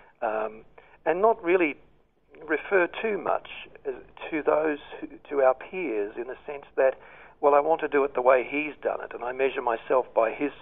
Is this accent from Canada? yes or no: no; Australia; moved away as an adult; I'm an expat at the moment, but I'm certainly an Australian at heart